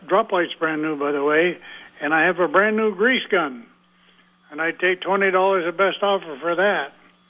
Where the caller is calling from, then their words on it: South Burlington, Vermont, United States; Yeah, this is … from South Burlington.